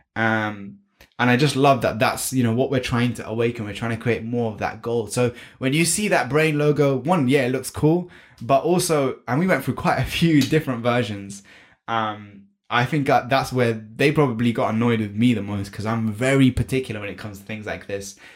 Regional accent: United Kingdom; I was born and brought up in the UK, and that's why I have this beautiful accent

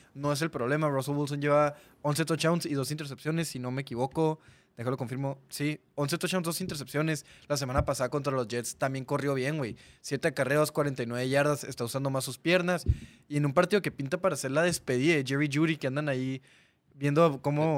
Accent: Mexico; Ahorita somos más españoles que mexicanos auténticos nativos

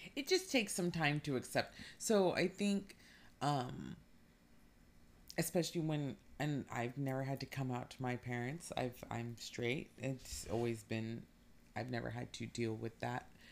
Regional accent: California, United States; born and raised in California, never wanna leave it

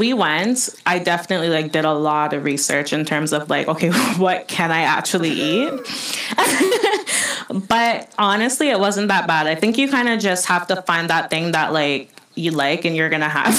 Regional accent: Jamaica; first language English; now in Canada; I'm Jamaican. I love going to Jamaica. Like, right. I just love... You just have that feeling that you're home.

